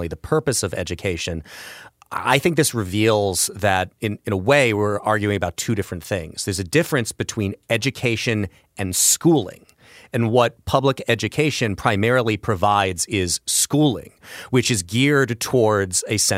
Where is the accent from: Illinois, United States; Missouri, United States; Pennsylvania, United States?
Illinois, United States; Belleville; I grew up in Belleville, Illinois